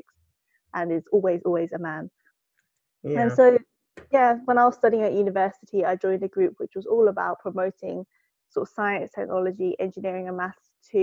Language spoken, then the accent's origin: English; United Kingdom; I'm based in the UK. I'm British born Chinese